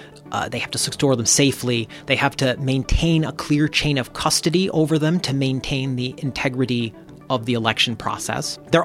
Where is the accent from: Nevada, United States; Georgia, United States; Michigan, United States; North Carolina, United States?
Michigan, United States; I grew up in Michigan